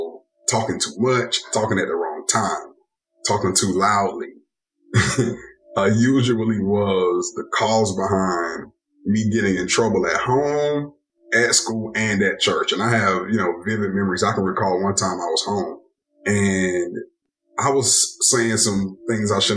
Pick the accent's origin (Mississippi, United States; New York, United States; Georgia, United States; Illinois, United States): Georgia, United States; Atlanta; born and raised in Atlanta, Georgia.